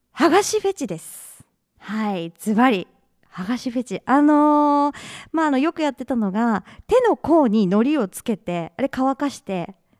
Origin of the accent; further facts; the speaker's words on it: Usa, Oita, Japan; 出身地は、USA。